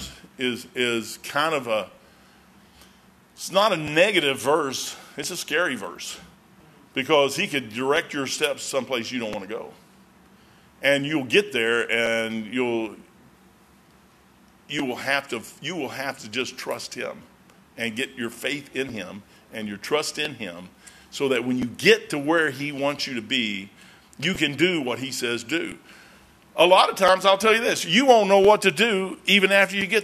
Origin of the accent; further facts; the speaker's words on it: United States; I'm an American